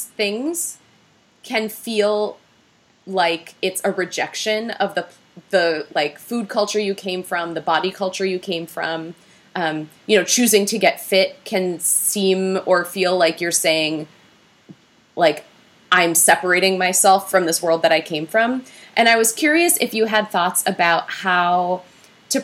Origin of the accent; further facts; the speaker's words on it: Minnesota, United States; I'm from Minnesota